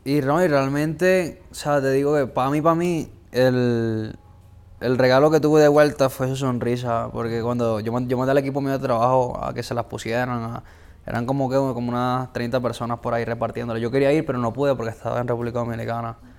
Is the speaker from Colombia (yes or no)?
yes; Colombia; crecí en, barrios en Colombia